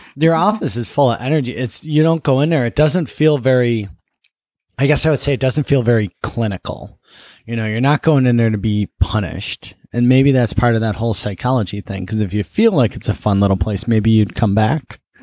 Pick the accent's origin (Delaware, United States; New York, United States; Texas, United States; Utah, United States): New York, United States; Buffalo; I grew up in Buffalo